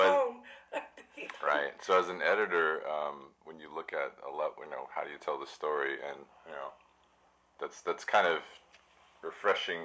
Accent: Midwest, United States; I grew up extremely bored in the Midwest

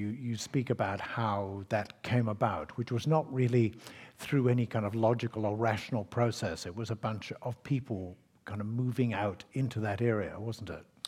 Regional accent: Scotland, United Kingdom; now in Australia; I grew up in Scotland

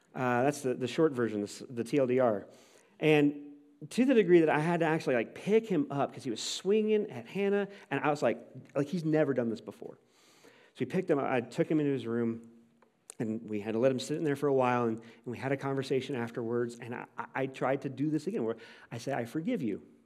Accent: St. Louis, Missouri, United States; I grew up in Saint Louis

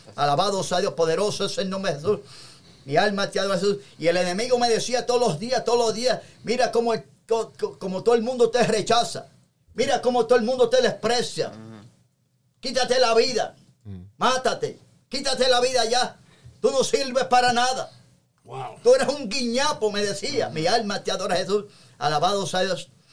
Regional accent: Toa Alta, Puerto Rico; En una barría de mi pueblo que se llama este, el pueblo de Toalte en Puerto Rico

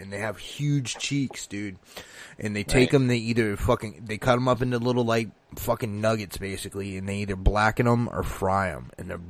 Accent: Massachusetts, United States; also born or lived in Virginia / Pennsylvania; now in Florida, United States; and I'm from Massachusetts. And we met in Virginia.

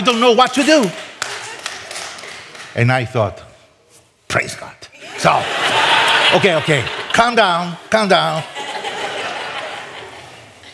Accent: Costa Rica; moved away as an adult; I'm from Costa Rica. Nobody knows where my country is.

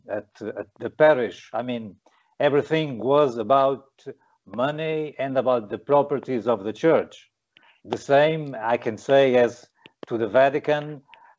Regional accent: Portugal; I was born in Portugal, by the time predominantly a Catholic country

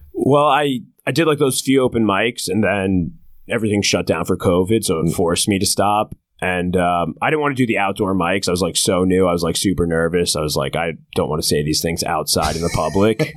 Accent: New Jersey shore, United States; I grew up in New Jersey

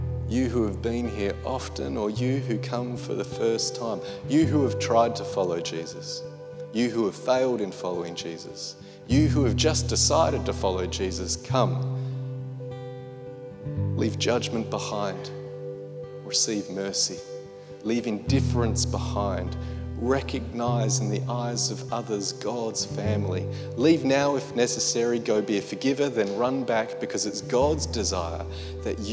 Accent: Australia; one Australian comedian at home

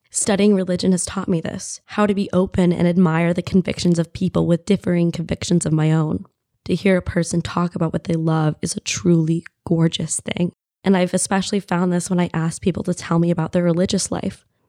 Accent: United States; as an American woman

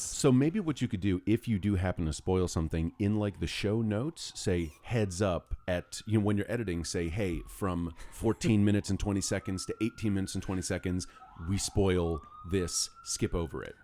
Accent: New York City, New York, United States; also born or lived in Greenwich, Connecticut; I was born in Greenwich, Connecticut, and then four days later, my parents brought me to New York City

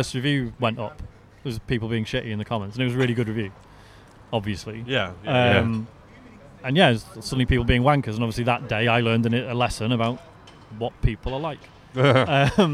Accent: Cheshire, North West England, United Kingdom; I'm from Cheshire

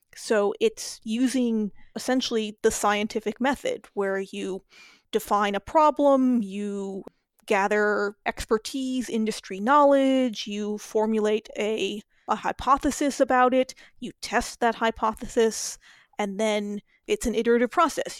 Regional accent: New Mexico, United States; moved away as an adult; now in Chicago, United States; I grew up in New Mexico

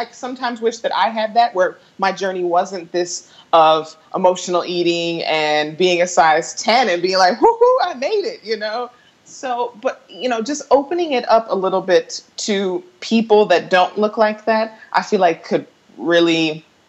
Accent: Colorado, United States; moved away as an adult; I hosted an event in my hometown at a Legree studio called Fierce 45.

